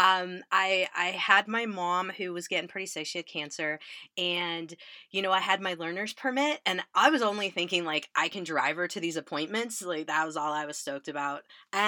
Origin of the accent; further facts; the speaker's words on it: Illinois, United States; I grew up in Illinois. We're very Midwest